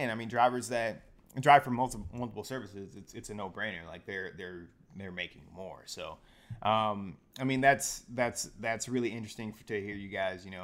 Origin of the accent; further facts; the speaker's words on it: Detroit, Michigan, United States; born there; now in Chicago, United States; Red Wings. Yeah, I'm from Detroit, so born, not raised, but born.